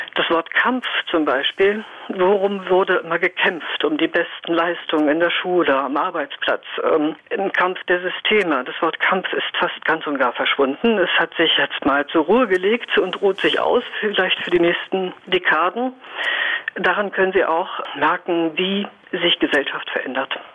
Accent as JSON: {"language": "German", "region": "Northern Germany", "country": "Germany", "said": "Ich komme aus dem Norden"}